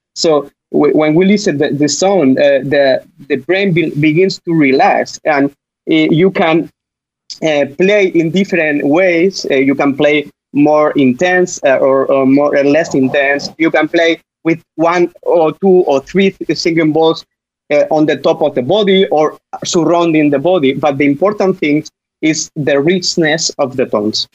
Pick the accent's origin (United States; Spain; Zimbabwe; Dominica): Spain; English is a second language; I'm from Spain